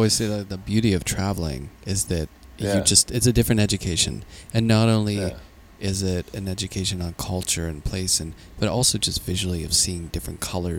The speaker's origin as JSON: {"language": "English", "town": "Pittsburgh", "region": "Pennsylvania", "country": "United States", "tie": "born or raised there", "said": "I grew up really poor in Pittsburgh"}